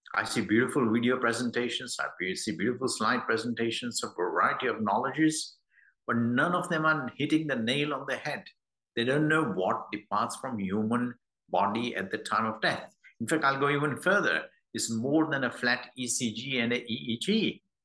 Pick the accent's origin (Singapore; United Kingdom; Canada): United Kingdom; London; I'm from London